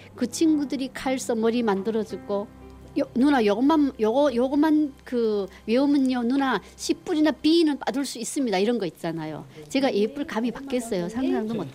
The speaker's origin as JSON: {"language": "Korean", "country": "North Korea", "also_born_or_lived": "Chongjin, North Korea", "moved": "as an adult", "lives_now": "South Korea"}